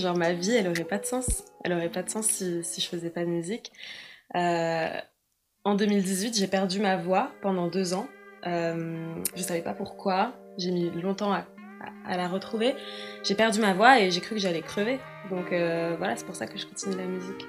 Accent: Paris, Île-de-France, France; 24 ans et je viens de Paris

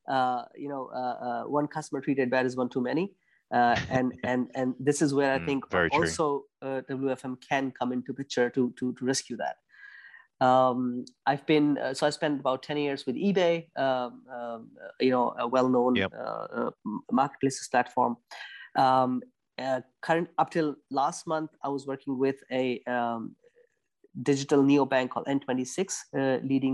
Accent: India; moved away as an adult; now in Germany; I'm from India originally. I moved to Germany in 2008 for my master's

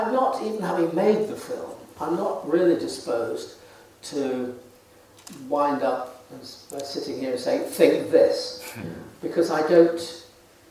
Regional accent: Manchester area, North West England, United Kingdom; when I was growing up in the Manchester area

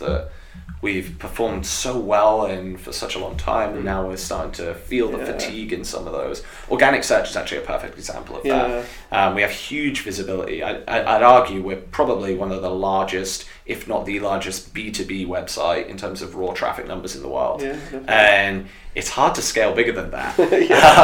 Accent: United Kingdom; accent: British; my British accent

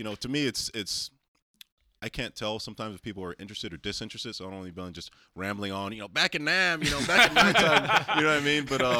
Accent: California, United States; also born or lived in Oakland; Born in the 80s in Oakland, and then, you know, family had the awesome idea to get out of there and move down to Southern California.

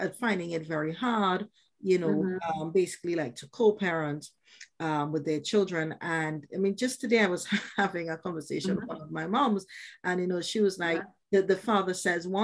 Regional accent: Trinidad & Tobago; I grew up in the Caribbean from Trinidad

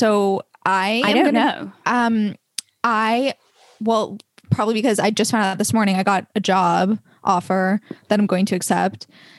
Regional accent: Boston, Massachusetts, United States; I'm from Boston

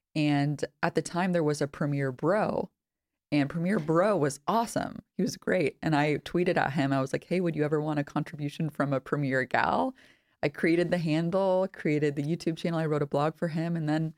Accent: California, United States; I'm originally from Northern California, and my partner's Polish, so we've kind of lived all over the States a little bit.

